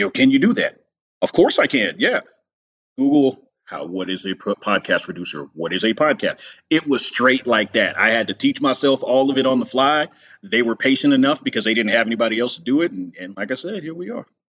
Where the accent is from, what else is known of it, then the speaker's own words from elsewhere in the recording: Los Angeles, California, United States; I grew up in the Los Angeles area